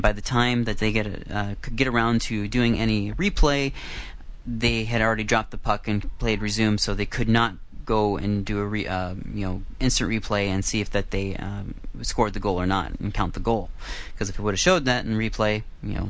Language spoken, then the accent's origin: English; United States; moved away; the United States, my home country